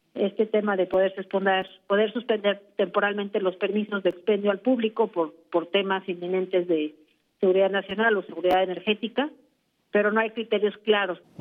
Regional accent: Mexico; como mexicanos

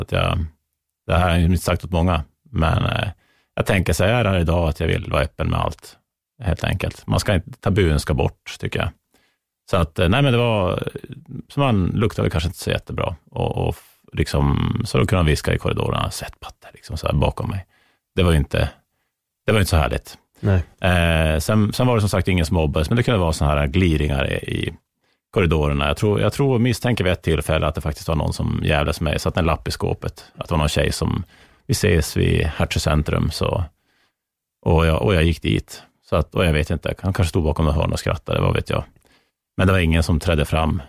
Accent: Norrland, Sweden; som norrlänning

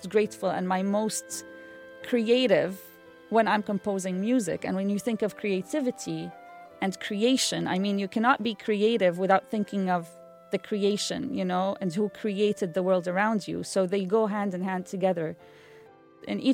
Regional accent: Amman, Amman Governorate, Jordan; moved away as an adult; also born or lived in North Carolina; now in Raleigh, United States; I'm born and raised in Amman, Jordan, to a Syrian mother and a father who's half Palestinian and half Bosnian

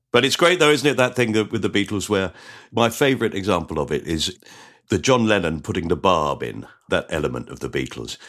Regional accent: Orpington, London, United Kingdom; I was brought up in Orpington

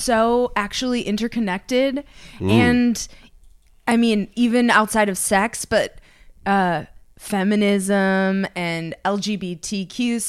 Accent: Minnesota, United States; moved away as an adult; now in Los Angeles, United States; I've lived here for, I was just counting the other day, going on 13 years, which I grew up in Minnesota

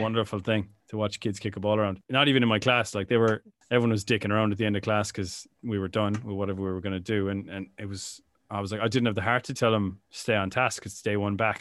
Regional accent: Ireland; growing up in Ireland in the 90s

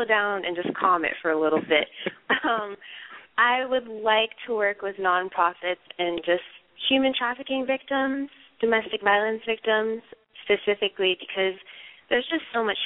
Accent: United States; my family is Jamaican, but I was born in the United States

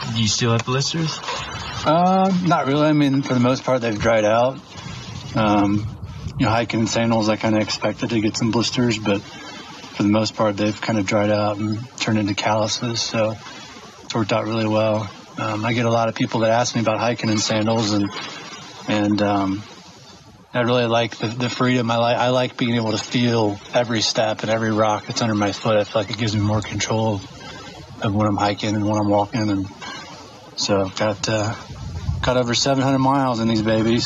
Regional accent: Dayton, Cincinnati, Ohio area, United States; I'm from the Dayton, Cincinnati, Ohio area.

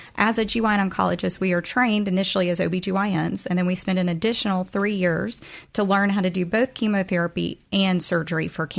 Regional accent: Crystal Springs, Mississippi, United States; moved away as an adult; also born or lived in Birmingham, Alabama; I'm originally from Crystal Springs, so just down south

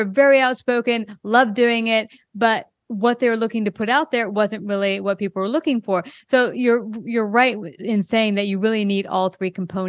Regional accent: Brooklyn, New York, United States; now in Texas, United States; I came from Brooklyn, New York. I just moved recently to Texas.

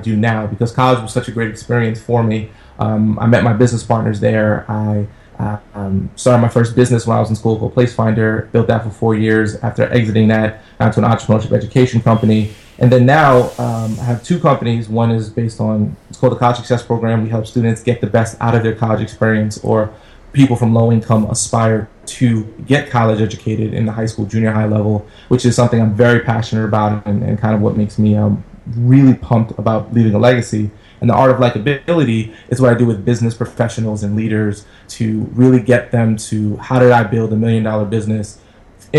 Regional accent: New York City, New York, United States; I grew up in Brooklyn, New York, in the projects

